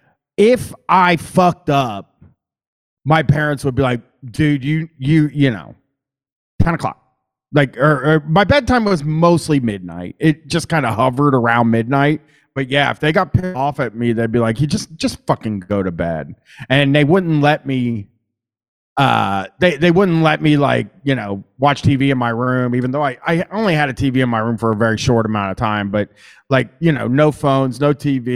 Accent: Columbus, Ohio, United States; accent: Midwestern; I'm from Columbus

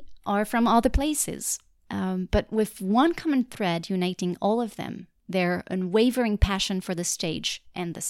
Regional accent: Paris, Île-de-France, France; English is a second language; moved away as an adult; now in New York, United States; I'm actually from France. I was born and raised in Paris, and I've lived there most of my life

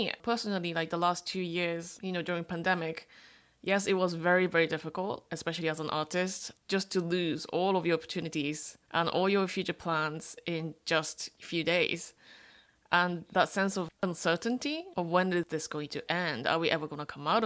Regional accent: Japan; I'm a third generation Korean, born and raised in Japan.

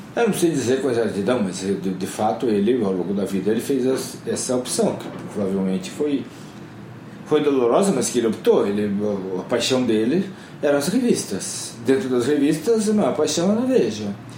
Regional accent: Curitiba, Paraná, Brazil; moved away; also born or lived in São Paulo; Eu sou de Curitiba

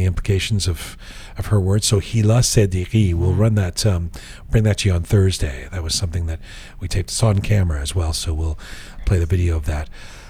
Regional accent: Canada; Well, because I'm Canadian, you know.

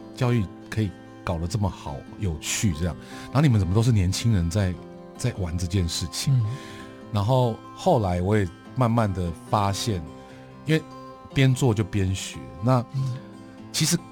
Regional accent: Taiwan; 这也是一种我觉得作为台湾人的一个不知道，莫名其妙的使命

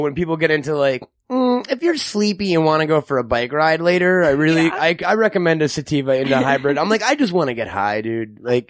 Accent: New York, United States; moved away as an adult; also born or lived in Manhattan; now in California, United States; I'm from New York originally. I lived in Manhattan for a while.

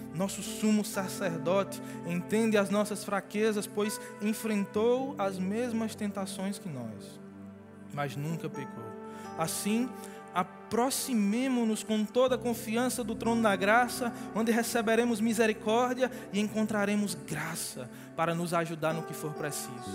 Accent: Genipapo, Brazil; na minha terra, Genipapo

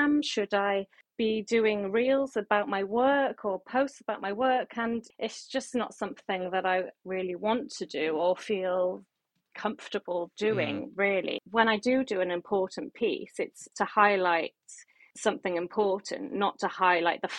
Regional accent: Barry, Wales, United Kingdom; moved away as an adult; now in London, United Kingdom; I'm from Barry Island, you know, it's a small town, but I did grow up near Cardiff.

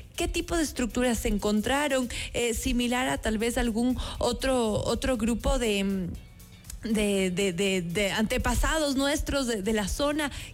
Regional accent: Ecuador

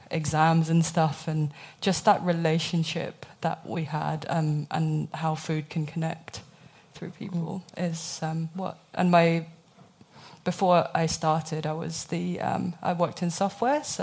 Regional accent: Hong Kong; moved away; also born or lived in United Kingdom; I grew up in Hong Kong, um, and then I moved to the UK, which hence the accent. Um, and then I moved here two and a half years ago.

